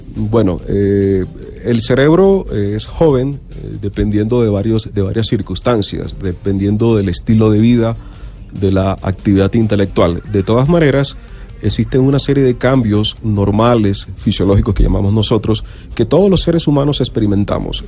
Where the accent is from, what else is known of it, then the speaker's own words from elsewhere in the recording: Barranquilla, Atlántico, Colombia; accent: costeño; moved away as an adult; now in Bogotá, Colombia; Yo soy de Barranquilla, tengo mm, aproximadamente 30 años de estar radicado en la ciudad